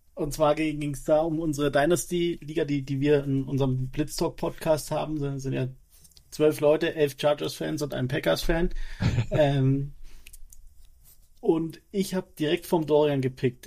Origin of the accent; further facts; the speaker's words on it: Erlangen, Bavaria, Germany; also born or lived in Nuremberg; gebürtig komme ich aus Erlangen